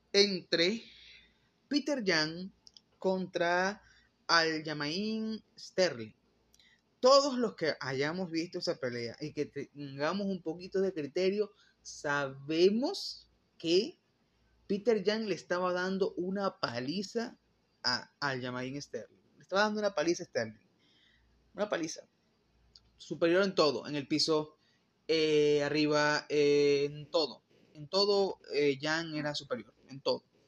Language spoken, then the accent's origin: Spanish; Venezuela; yo soy venezolano